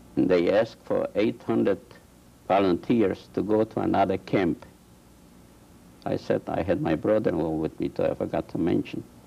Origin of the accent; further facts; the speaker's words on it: Poland; moved away; I was born in this and this village. We had a farm there. We were Jewish farmers